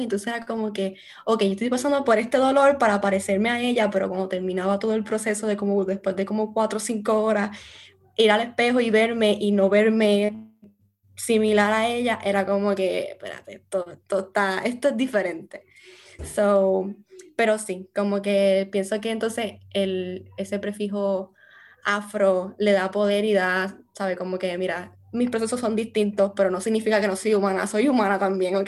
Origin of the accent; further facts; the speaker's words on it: Morovis, Puerto Rico; moved away as an adult; now in United States; yo me crié en Morovis eh, con mi familia materna